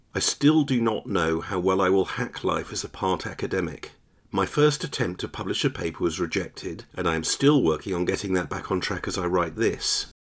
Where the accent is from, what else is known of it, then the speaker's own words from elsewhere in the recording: York, Yorkshire and the Humber, United Kingdom; moved away; also born or lived in Kingston; I visited York with my daughter for an open day in the University Chemistry Department, and I also visited the tiny house where I was born on School Lane